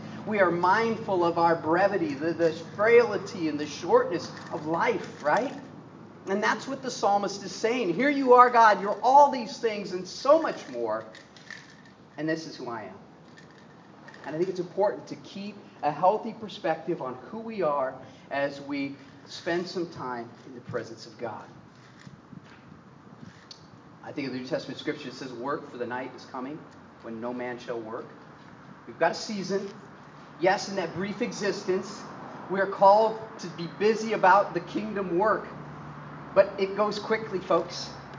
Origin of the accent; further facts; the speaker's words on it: Midwest, United States; also born or lived in Northeastern United States; Growing up in the Midwest and the Northeast, I was very aware in the wintertime when I exhaled